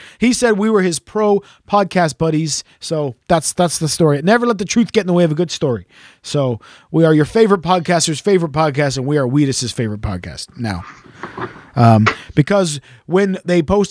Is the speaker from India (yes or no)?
no; Canada; accent: Canadian; my accent, which is Canadian